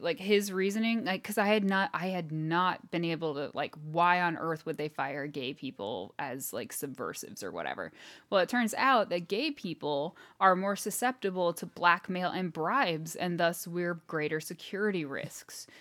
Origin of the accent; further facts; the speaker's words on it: United States; I'm American.